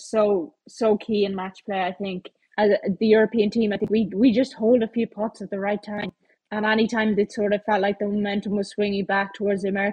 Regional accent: Ireland; me being Irish

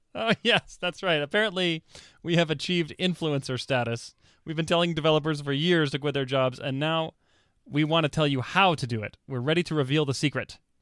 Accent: Texas, United States; I, uh, I grew up in Texas

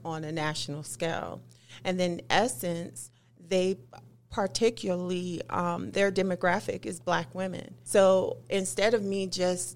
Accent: Trenton, New Jersey, United States; now in Utah, United States; my hometown of Trenton, New Jersey

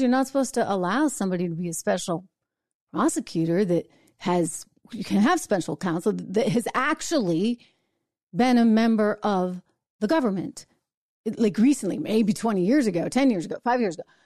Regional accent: New Hampshire, United States; I grew up in New Hampshire

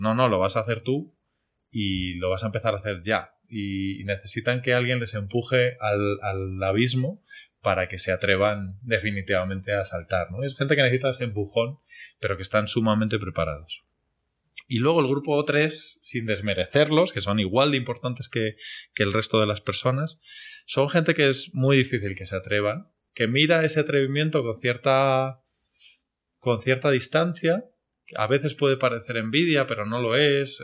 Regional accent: Spain; moved away as an adult; also born or lived in Medellín, Colombia; now in Colombia; como decimos españoles

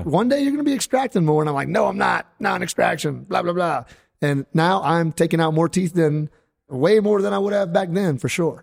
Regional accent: Louisiana, United States; I'm kind of like a acquired Cajun

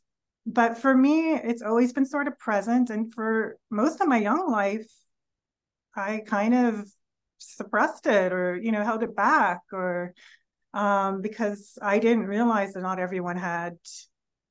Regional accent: New York City, New York, United States; moved away; also born or lived in California; I grew up in New York City in an apartment building, like on the 14th floor

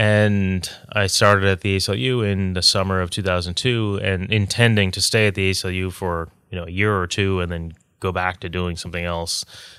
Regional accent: Canada; moved away as an adult; now in New York, United States; I'm Canadian. I grew up in Canada.

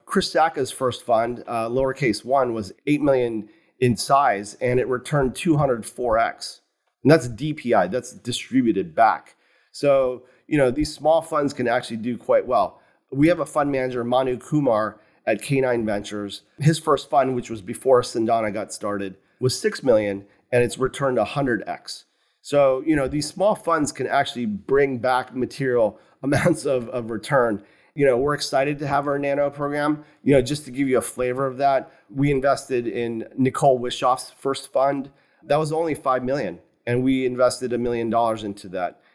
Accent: Morgantown, West Virginia, United States; moved away; I grew up in West Virginia. So a small university town just south of Pittsburgh, West Virginia

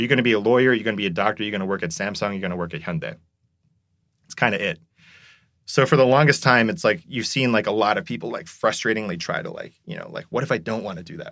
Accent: South Korea; moved away; I'm someone who grew up in Korea

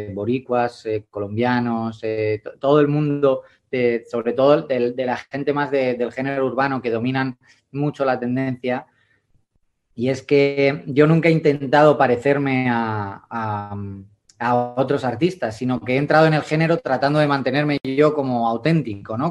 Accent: Madrid, Community of Madrid, Spain; yo sigo siendo yo con mi jerga, con mi Madrid, con, mi, con mis cañas, con mis siete estrellas y con mi oso y con mi madroño, que son los emblemas de aquí

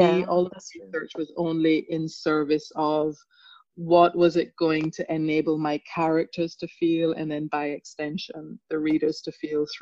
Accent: England, United Kingdom; also born or lived in Jamaica; I am also a Jamaican by background who left Jamaica very young and who went to England very young and went to boarding school.

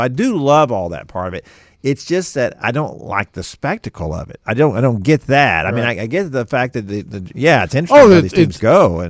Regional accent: Houston, Texas, United States; growing up in Houston, and all the teams were just terrible for most of the time I was growing up.

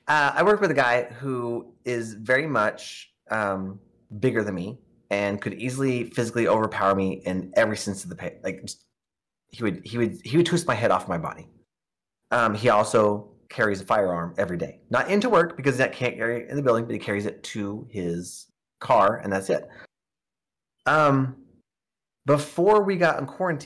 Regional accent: Oklahoma, United States; growing up in Oklahoma because it's a very red religious state

